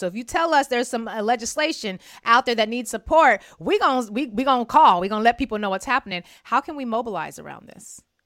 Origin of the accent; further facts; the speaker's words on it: Germany; now in United States; I was born and raised in Germany